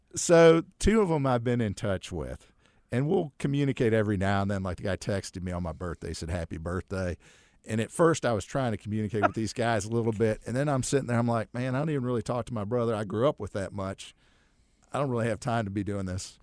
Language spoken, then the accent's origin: English; Akron, Ohio, United States; now in Charlotte, United States; I grew up in Akron.